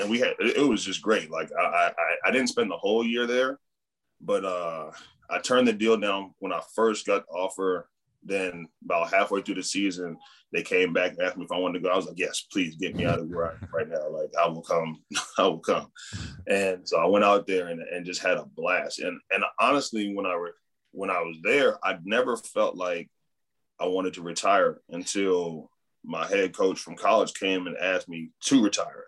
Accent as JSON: {"language": "English", "country": "United States", "tie": "born or raised there", "moved": "as an adult", "said": "growing up in the United States"}